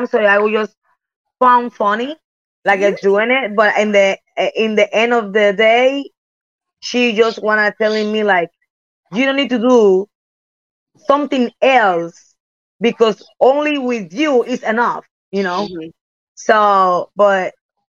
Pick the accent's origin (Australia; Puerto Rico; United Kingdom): Puerto Rico; English is a second language; moved away as an adult; also born or lived in Japan / United States; I'm came from Puerto Rico